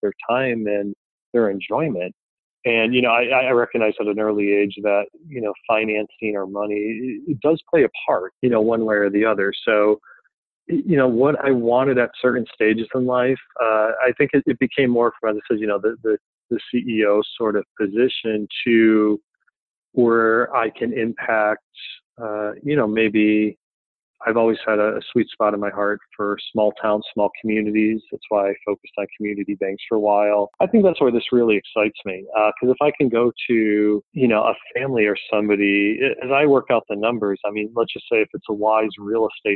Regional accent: Philadelphia, Pennsylvania, United States; I'm from Philadelphia

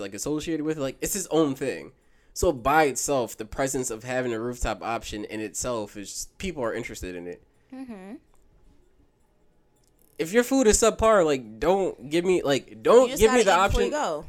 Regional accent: Philadelphia, Pennsylvania, United States; as a Philadelphia person

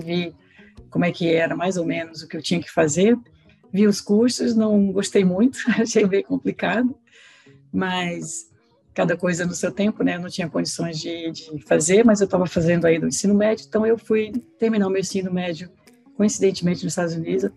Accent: Recife, Pernambuco, Brazil; moved away as an adult; now in United States; eu sou de Recife, sou pernambucana

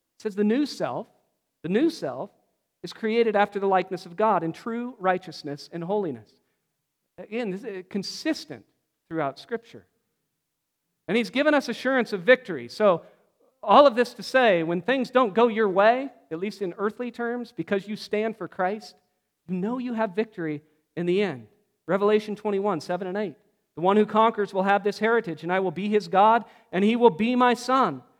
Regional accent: Pacific Northwest, United States; I grew up in the Pacific Northwest

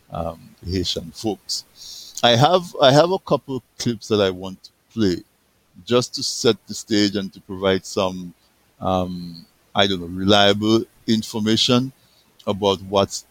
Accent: Dominica; I was born in Dominica

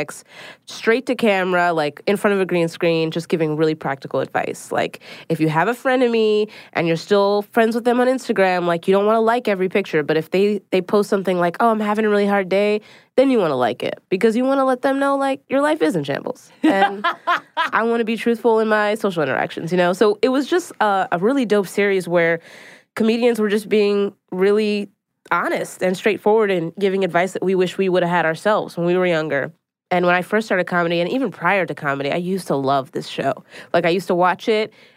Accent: Philadelphia, Pennsylvania, United States; now in New York City, United States

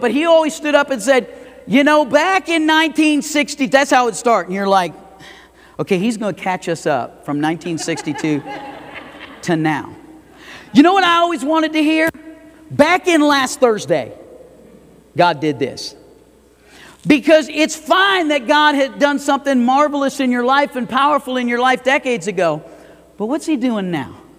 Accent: Fort Lauderdale, Florida, United States; now in Idaho Falls, United States; I grew up in Fort Lauderdale.

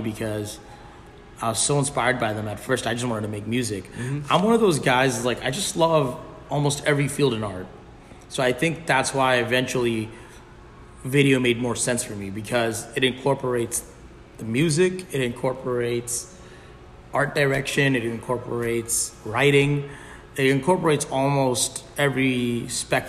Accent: Virginia Beach, Virginia, United States; born or raised there; also born or lived in Bangladesh

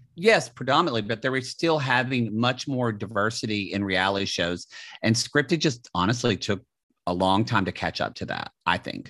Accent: the South, United States; moved away as an adult; as a gay person, for me, and Jake too, and us growing up in the South

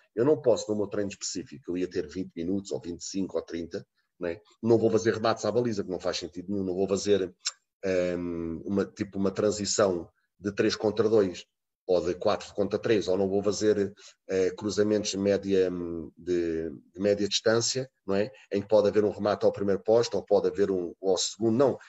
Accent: Portugal; moved away as an adult; now in Bordeaux, France; Eu sou Tuga

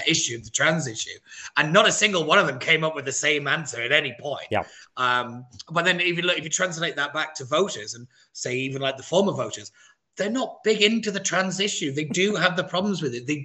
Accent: Wigan, North West England, United Kingdom; moved away; I come from Wigan

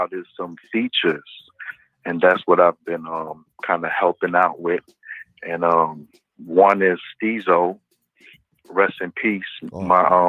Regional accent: Brooklyn, New York, United States; I'm from Church Avenue and 31st Street, man.

